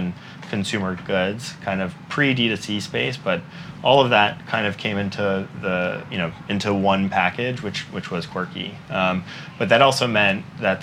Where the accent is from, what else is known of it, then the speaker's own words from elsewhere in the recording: Northeast, United States; also born or lived in Memphis, Tennessee; now in New York, United States; I grew up in the Northeast